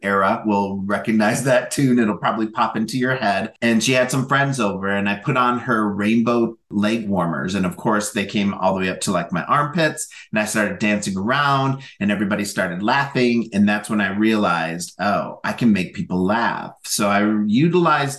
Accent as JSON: {"language": "English", "region": "North Central Minnesota", "country": "United States", "tie": "born or raised there", "also_born_or_lived": "Southern Oregon", "moved": "yes", "said": "growing up in North Central Minnesota"}